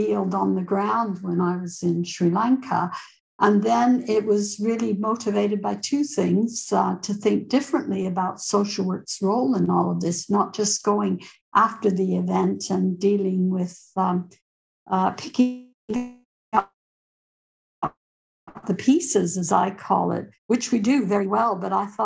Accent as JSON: {"language": "English", "country": "Canada", "moved": "yes", "said": "I'm originally a Canadian"}